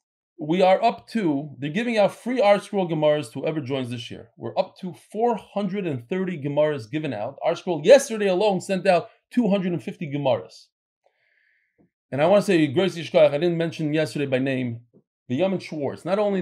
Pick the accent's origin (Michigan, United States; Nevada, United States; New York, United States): New York, United States; Brooklyn; I grew up in Brooklyn and have been davening next to Hasidim and shopping with them at the supermarket for years.